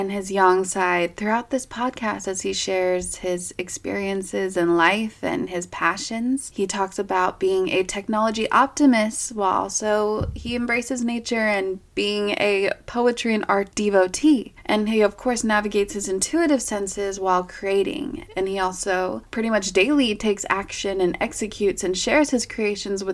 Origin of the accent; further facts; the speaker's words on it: Rocky Mountains, United States; accent: Rocky Mountain; my Rocky Mountain accent